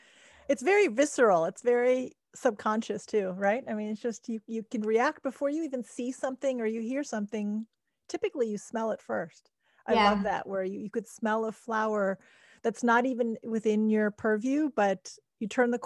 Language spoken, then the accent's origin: English; Germany; I grew up in Germany